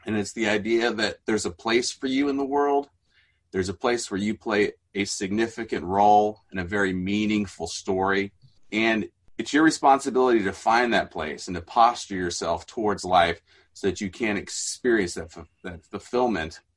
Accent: Mexico; as a missionary kid in Mexico, had a very different childhood and upbringing.

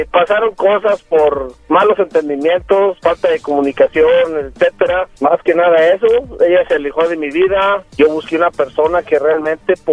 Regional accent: Aguascalientes, Mexico; de donde yo vengo, de Aguascalientes, de Aguascalientes

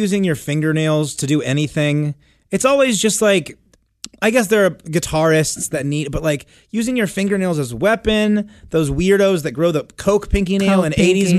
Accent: Miami, Florida, United States; I grew up in Miami

